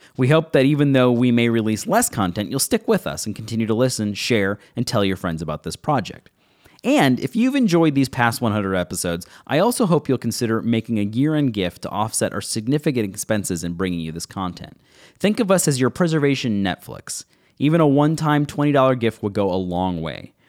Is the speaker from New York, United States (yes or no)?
yes; Buffalo, New York, United States; Growing up in Buffalo, New York